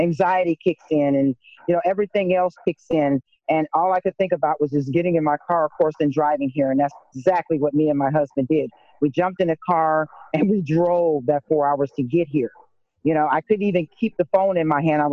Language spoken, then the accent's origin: English; Rock Island, Illinois, United States; moved away as an adult; now in Shiloh, United States; I am, of course, a native of Rock Island, Illinois. I grew up here